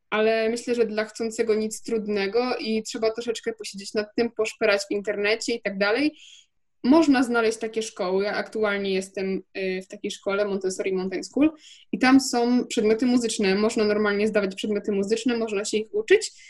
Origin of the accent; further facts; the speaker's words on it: Wrocław, Lower Silesian Voivodeship, Poland; jestem z Wrocławia, jest taka szkoła we Wrocławiu yy, popołudniowa